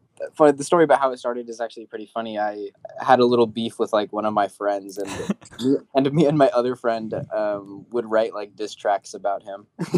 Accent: San Jose, California, United States; I'm from San Jose, California.

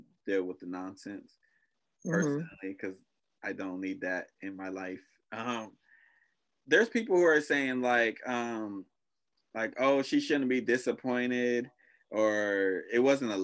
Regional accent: United States; I'm American, but I'm Black

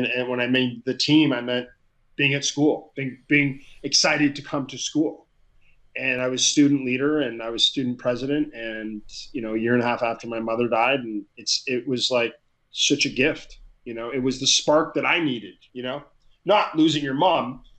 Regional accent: Ottawa, Ontario, Canada; I grew up in Ottawa, Canada

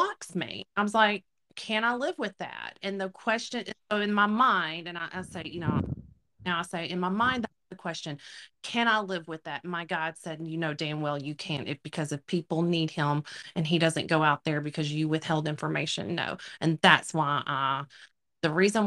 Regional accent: Louisiana, United States; I'm from Louisiana

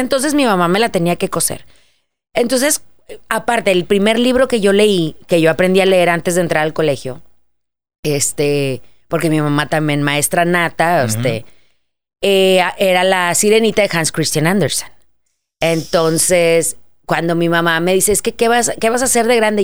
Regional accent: Monterrey, Nuevo León, Mexico; moved away; vengo desde Monterrey

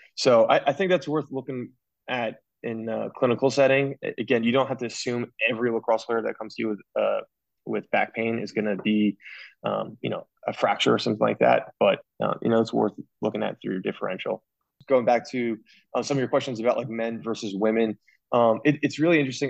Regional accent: New Jersey, United States; moved away as an adult; also born or lived in Pennsylvania; now in Baltimore, United States; I'm originally from Jersey

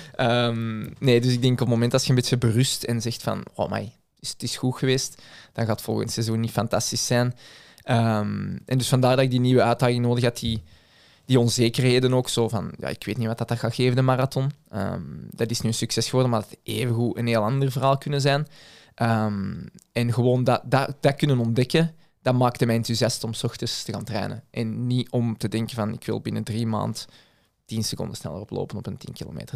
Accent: Belgium; als Belg

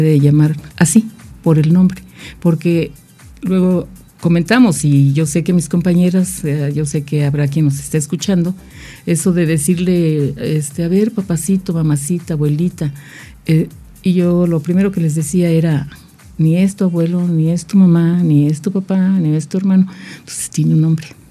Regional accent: Jojutla, Morelos, Mexico; soy de Jojutla, Morelos.

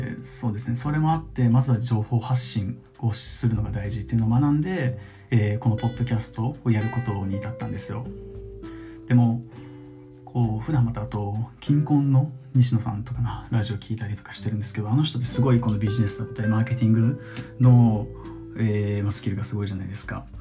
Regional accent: Okinawa, Japan; moved away; 先日地元沖縄に帰って

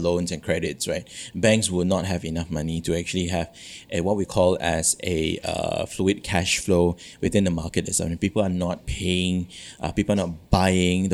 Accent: Kuching, Sarawak, Malaysia; moved away; back home in my home state in Kuching itself

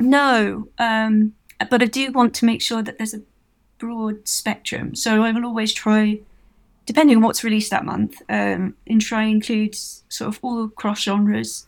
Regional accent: Milton Keynes, South East England, United Kingdom; I'm from Milton Keynes.

